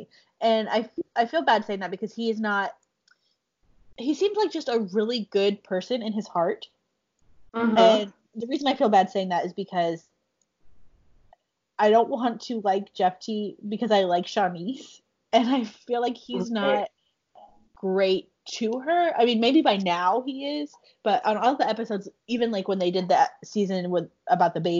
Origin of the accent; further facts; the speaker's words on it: Houston, Texas, United States; I'm from Texas, from Houston